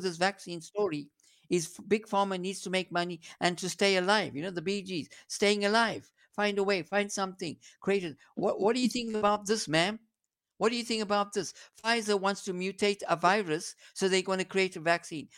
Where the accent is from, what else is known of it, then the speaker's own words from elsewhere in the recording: South Africa; I'm a South African homegrown boy